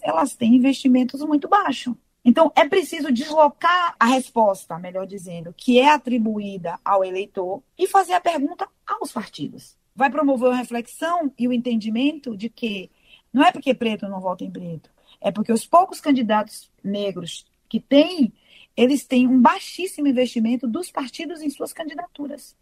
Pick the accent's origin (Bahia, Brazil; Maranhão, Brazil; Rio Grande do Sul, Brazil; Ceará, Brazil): Bahia, Brazil; Salvador; eu sou de Salvador